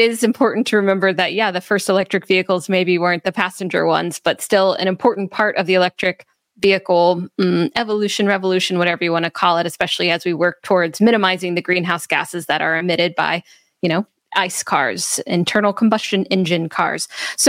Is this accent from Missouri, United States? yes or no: no; Memphis, Tennessee, United States; my hometown is Memphis